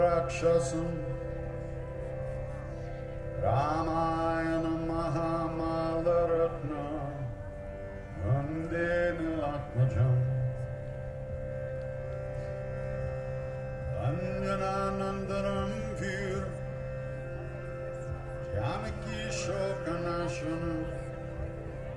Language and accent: English; New York, United States; I'm from New York